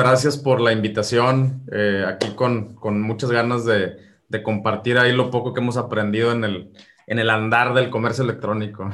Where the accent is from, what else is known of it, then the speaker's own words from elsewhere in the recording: Mexico; yo que soy de México